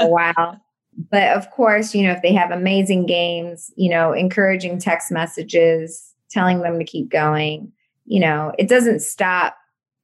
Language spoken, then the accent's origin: English; St. Louis, Missouri, United States; I grew up in St. Louis